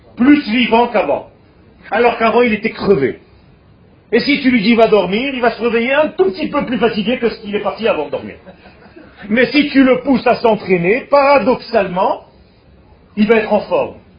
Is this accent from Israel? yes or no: yes; Israel; first language Hebrew; French is a second language; je suis né en Israël. Donc ma langue naturelle, c'est l'hébreu. Mais j'ai appris le français